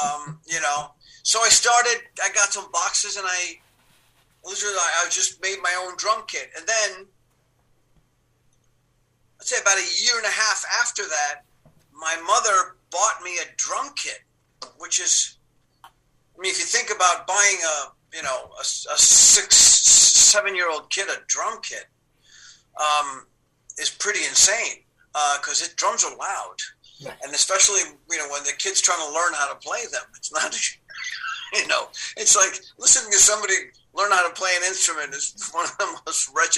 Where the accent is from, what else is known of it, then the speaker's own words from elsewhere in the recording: Cuba; and you know, we came from Cuba. We didn't have a lot.